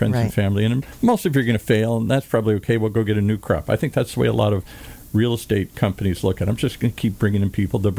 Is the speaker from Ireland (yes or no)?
yes; Ireland; I'm Irish. I like shenanigans